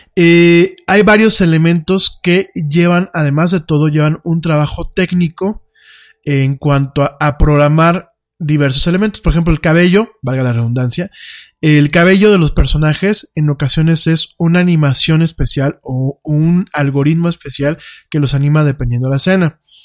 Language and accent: Spanish; Mexico